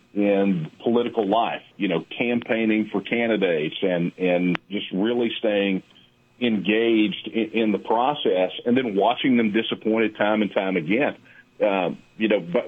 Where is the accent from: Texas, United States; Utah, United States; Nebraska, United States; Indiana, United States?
Texas, United States; I was born and raised here in Texas, 6th generation Texan